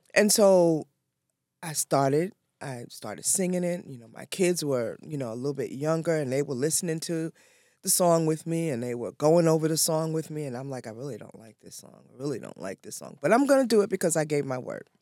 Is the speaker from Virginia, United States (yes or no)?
no; New York City, New York, United States; I'm originally from New York.